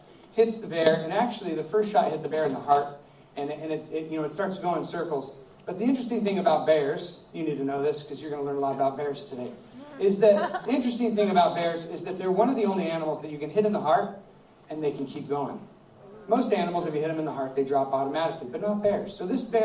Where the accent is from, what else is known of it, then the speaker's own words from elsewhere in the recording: United States; I'm from America, and where I live is rivers and lakes